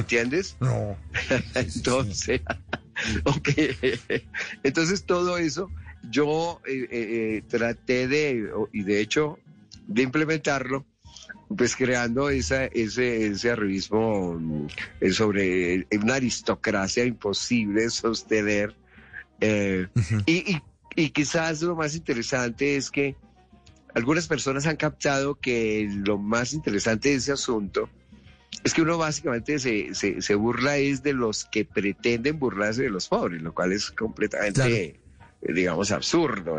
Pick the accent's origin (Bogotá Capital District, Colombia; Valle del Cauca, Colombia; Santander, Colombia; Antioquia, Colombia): Bogotá Capital District, Colombia; Bogotá; yo nací en Kennedy, yo nací en Kennedy, tú sabes que caen es un barrio popular